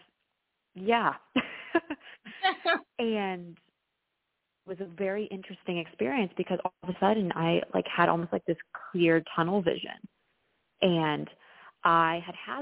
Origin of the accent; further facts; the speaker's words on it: Dallas, Texas, United States; accent: slight accent; moved away as an adult; now in Chicago, United States; I grew up in Dallas, but my dad's actually from New Orleans